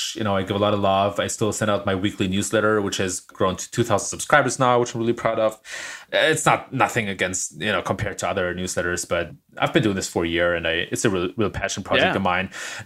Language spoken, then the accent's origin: English; Germany; moved away as an adult; now in California, United States; Don't ask the German.